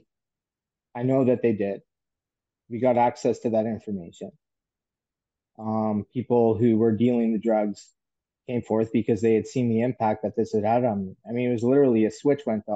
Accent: St. John's, Newfoundland and Labrador, Canada; moved away; establishments that are on Water Street in St. John's, where I had worked in my hometown

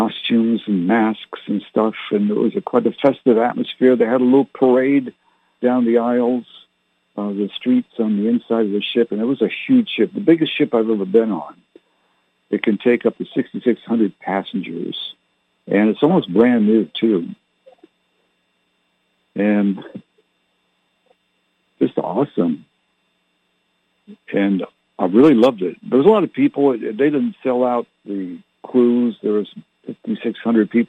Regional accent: Canada; My parents were English, but I didn't learn to speak like they did because I was born in Canada

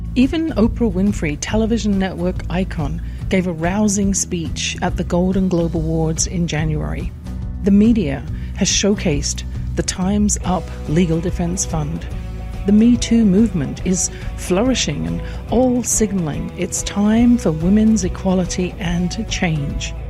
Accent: England, United Kingdom; born or raised there

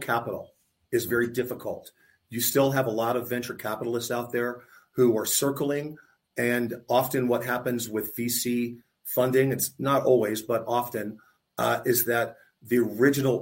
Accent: Tampa, Florida, United States; I grew up in Tampa. I went to college in Tampa

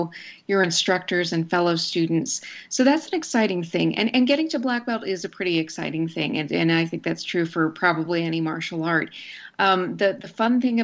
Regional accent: Snyder, Texas, United States; I grew up in Snyder, which is a town in rural West Texas.

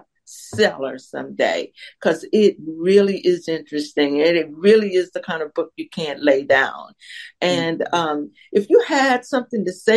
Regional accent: Mobile, Alabama, United States; now in Atlanta, United States; I'm from Mobile, Alabama

